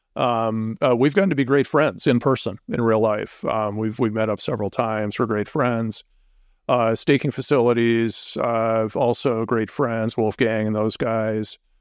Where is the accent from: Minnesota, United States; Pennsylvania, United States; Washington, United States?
Minnesota, United States; moved away as an adult; now in Boulder, United States; I'm originally from Minnesota, and we moved to, uh, Colorado in two thousand six